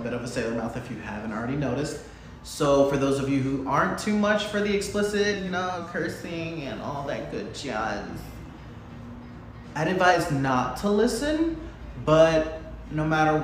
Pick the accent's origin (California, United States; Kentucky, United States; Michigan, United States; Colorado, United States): Michigan, United States; moved away as an adult; also born or lived in Ohio; now in Florida, United States; I'm from Michigan. I moved down here from Ohio. I've been in Florida for about 6 years now